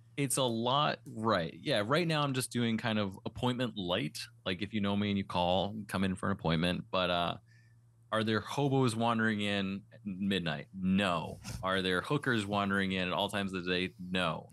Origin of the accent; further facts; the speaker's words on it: East Coast, United States; also born or lived in Western Massachusetts / Las Vegas; now in New Hampshire, United States; I was born in the East Coast. I grew up in the snow and the cold